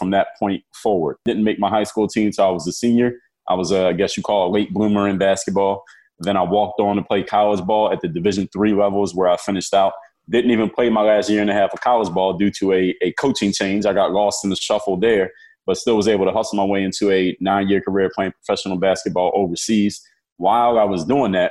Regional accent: Philadelphia, Pennsylvania, United States; now in Miami, United States; I'm from Philadelphia, Pennsylvania, born and raised there. I live in Miami, Florida now

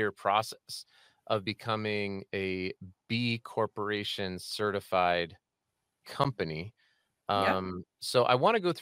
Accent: Colorado, United States; grew up in Colorado

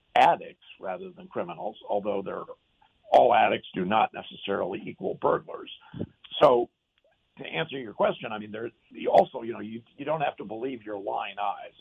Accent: Eugene, Oregon, United States; also born or lived in Los Angeles, California / California; My father was a professor at the University of Oregon, and my parents moved to Eugene when I was about two

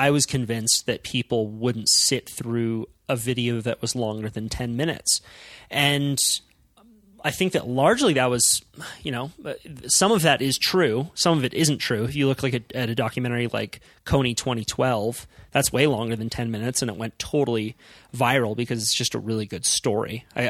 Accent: Santa Cruz, California, United States; which is where I grew up in Santa Cruz

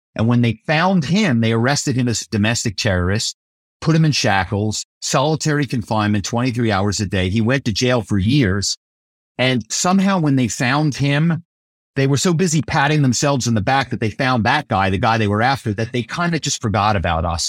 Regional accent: Philadelphia, Pennsylvania, United States; moved away as an adult; also born or lived in New York; I come from Philadelphia, and my family is very well known in the automobile business

